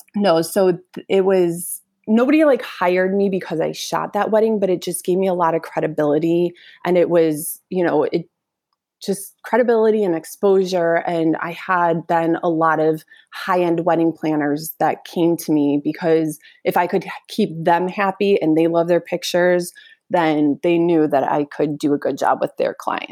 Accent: Northbrook, Illinois, United States; I grew up in Northbrook

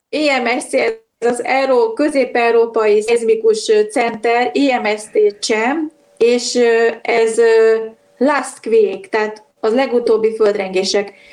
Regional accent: Budapest, Hungary; de budapesti vagyok

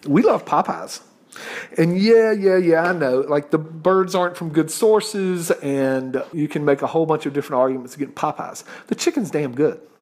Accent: the South, United States; I'm a Southerner

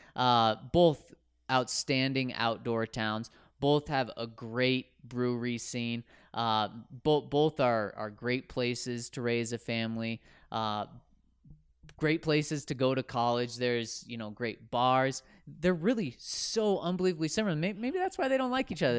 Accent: Denver, Colorado, United States; I was born and raised in the University of Denver area

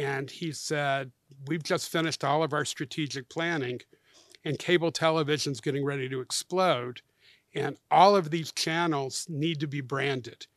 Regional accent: Atlanta, Georgia, United States; my hometown where I'm a native

